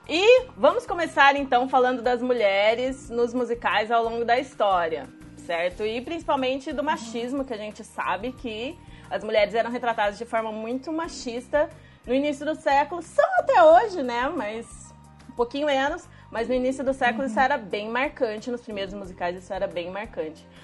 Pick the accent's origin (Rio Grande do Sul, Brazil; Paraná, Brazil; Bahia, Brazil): Paraná, Brazil; Curitiba; eu sou de Curitiba